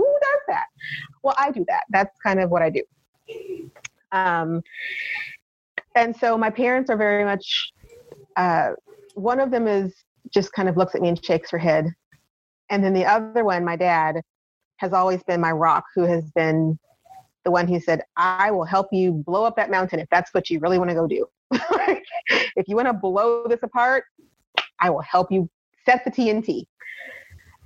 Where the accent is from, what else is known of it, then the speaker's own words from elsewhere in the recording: Kansas City, Missouri, United States; moved away as an adult; also born or lived in Columbia, Missouri; I'd been there my entire life. I was born there